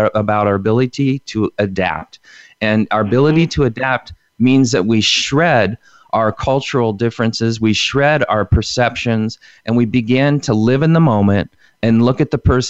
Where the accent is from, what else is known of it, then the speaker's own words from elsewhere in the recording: Indiana, United States; When I was a little kid, I grew up in Indiana on a, you know, in a little community